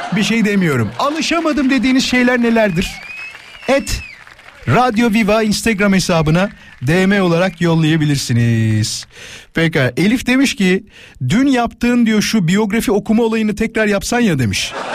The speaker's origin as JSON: {"language": "Turkish", "region": "Istanbul", "country": "Turkey", "said": "İstanbulluyuz biz"}